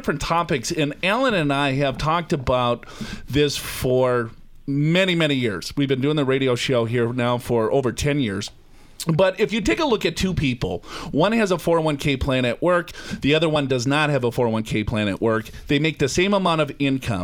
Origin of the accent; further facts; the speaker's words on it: Minneapolis, Minnesota, United States; I'm from Minneapolis